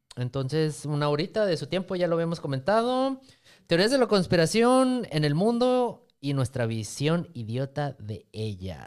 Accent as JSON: {"language": "Spanish", "region": "Sonora", "country": "Mexico", "said": "nosotros que somos aquí de Sonora"}